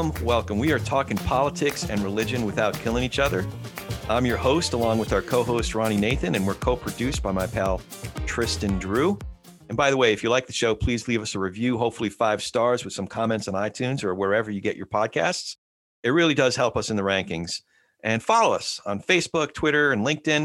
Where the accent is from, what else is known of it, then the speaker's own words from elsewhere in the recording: Santa Clarita, California, United States; We're north of Los Angeles in Santa Clarita Valley